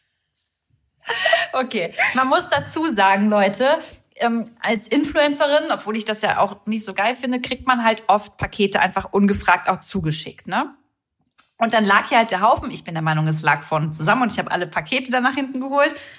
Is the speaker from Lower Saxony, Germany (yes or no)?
yes; Braunschweig, Lower Saxony, Germany; now in Berlin, Germany; wir kommen beide aus Braunschweig